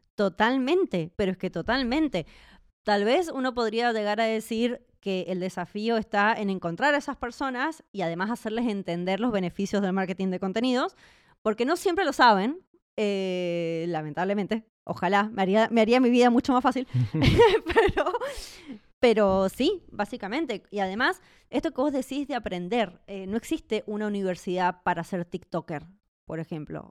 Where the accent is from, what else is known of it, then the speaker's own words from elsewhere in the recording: Mendoza, Argentina; moved away as an adult; also born or lived in Buenos Aires; now in Czech Republic; Yo en realidad nací en Buenos Aires y después me mudé a Mendoza